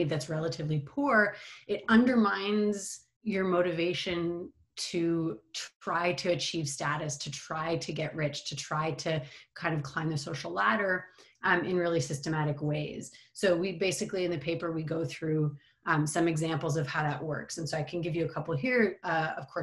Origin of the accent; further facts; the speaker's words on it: Montreal, Quebec, Canada; I am Canadian, grew up in Montreal